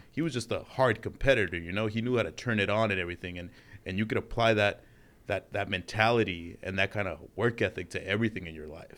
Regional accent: Los Angeles, California, United States; also born or lived in Utah; living here in L A for, like, my whole life

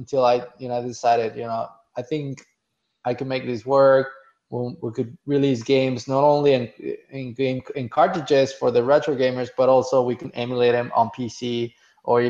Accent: Mexico; now in United States; I was born and raised in Mexico

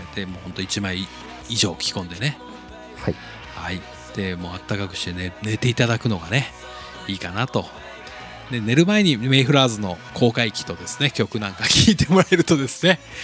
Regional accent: Nagasaki, Japan; moved away; 僕の実家長崎

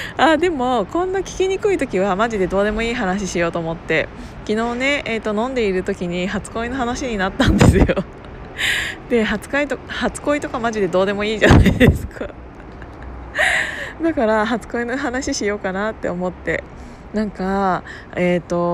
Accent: Kiryu, Gunma, Japan; 群馬県桐生市っていうところで生まれ育って

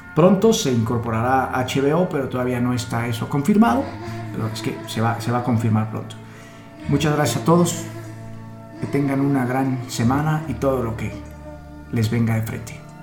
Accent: Mexico; como mexicanos nos podemos identificar

